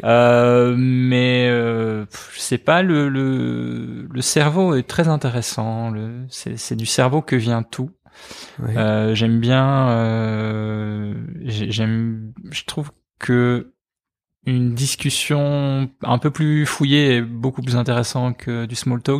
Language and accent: French; Liège, Wallonia, Belgium; also born or lived in Charleroi; J'ai grandi en partie à Liège. De 7 ans à 12 ans, j'étais à, Liège